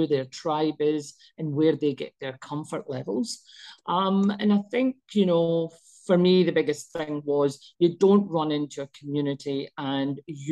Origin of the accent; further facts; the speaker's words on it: Scotland, United Kingdom; also born or lived in Pakistan (ancestry); now in Australia; I was actually born in Scotland, even though I'm Pakistani.